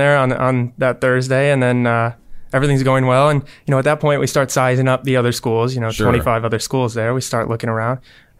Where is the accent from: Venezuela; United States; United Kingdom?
United States; Mobile, Alabama; also born or lived in Spanish Fort; I'm from Mobile.